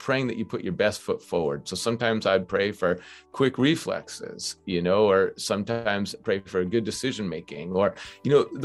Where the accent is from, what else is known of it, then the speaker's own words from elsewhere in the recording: Minnesota, United States; moved away as an adult; also born or lived in New Hampshire; Growing up in Minnesota